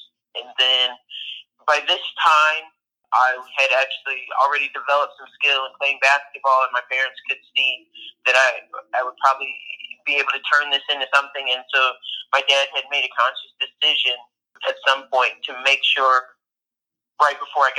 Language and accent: English; Central Luzon, Philippines; first language Tagalog; English is a second language; the Philippines at Clark Air Force Base. And we had lived there for about 5 years. I grew up there. My first language really wasn't even English. It was Tagalog, which is Filipino